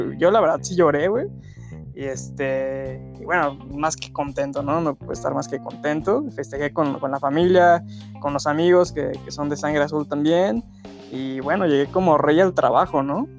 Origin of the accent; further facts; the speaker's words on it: Mexico City, Mexico; tengo 27 años, soy de la Ciudad de México